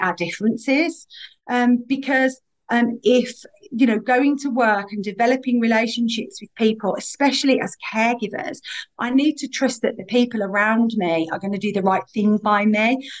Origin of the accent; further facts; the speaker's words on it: Birmingham, West Midlands, United Kingdom; accent: Birmingham; I am really proud to be from Birmingham